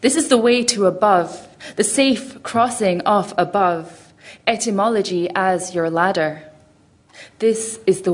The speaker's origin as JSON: {"language": "English", "town": "Glasgow", "region": "Scotland", "country": "United Kingdom", "tie": "born or raised there", "said": "growing up in Glasgow"}